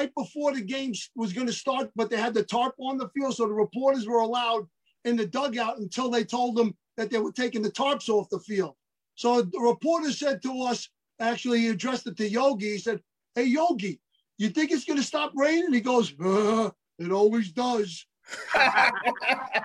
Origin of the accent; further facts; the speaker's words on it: New York City, New York, United States; I grew up in Brooklyn, Greenpoint, Williamsburg